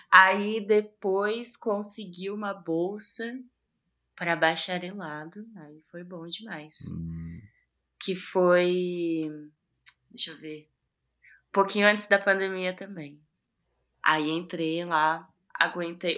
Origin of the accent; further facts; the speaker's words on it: Ferraz de Vasconcelos, São Paulo, Brazil; eu sou de Ferraz, né? Eu nasci em Ferraz